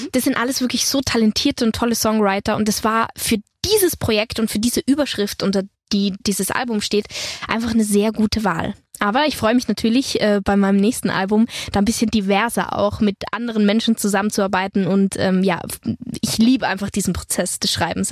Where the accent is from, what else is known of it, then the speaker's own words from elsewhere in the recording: Innsbruck, Tyrol, Austria; also born or lived in Hanover, Germany / Berlin, Germany; now in Potsdam, Germany; ich werde auf jeden Fall viel Zeit auch natürlich in Tirol verbringen, meine Heimat